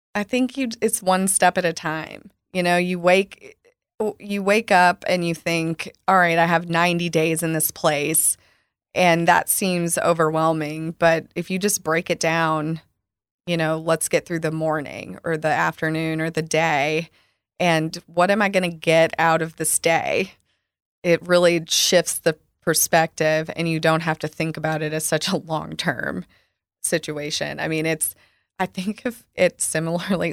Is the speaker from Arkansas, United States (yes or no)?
yes; Arkansas, United States; moved away as an adult; also born or lived in Chicago; now in Dallas, United States; I grew up with in Arkansas